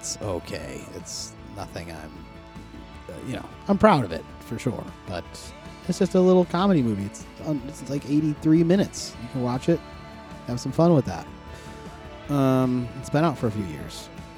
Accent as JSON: {"language": "English", "town": "Buffalo", "region": "New York", "country": "United States", "tie": "born or raised there", "said": "this team that is from my hometown"}